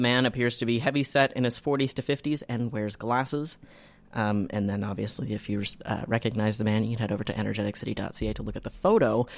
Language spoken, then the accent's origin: English; Canada; as a Canadian